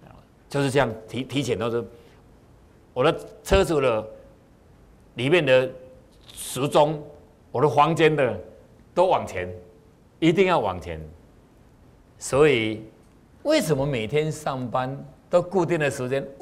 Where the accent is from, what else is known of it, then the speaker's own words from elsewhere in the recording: China; 我们中国人是讲气呀，血气血气哈。当然，美国人他是不讲气的，他们是讲血液循环，我们是讲气。